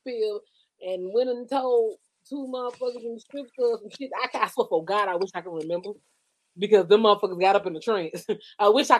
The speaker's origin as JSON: {"language": "English", "region": "Georgia", "country": "United States", "tie": "born or raised there", "said": "I grew up in Georgia. I first started dancing in Atlanta."}